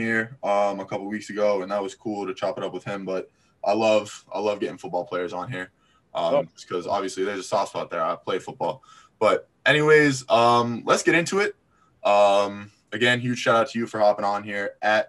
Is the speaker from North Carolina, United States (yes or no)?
no; Florida, United States; now in Manchester, United States; I go to school in New Hampshire. {S1} Yeah. {S0} I'm from Florida.